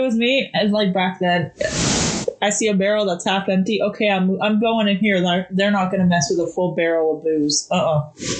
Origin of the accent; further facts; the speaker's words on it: Scotland, United Kingdom; also born or lived in Canada; I'm a British subject. I'm like, I'm Scottish.